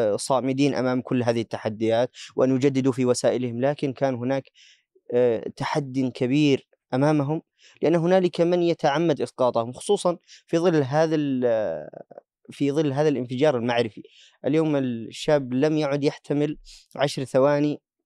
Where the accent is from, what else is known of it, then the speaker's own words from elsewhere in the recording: Yemen; عندنا في اليمن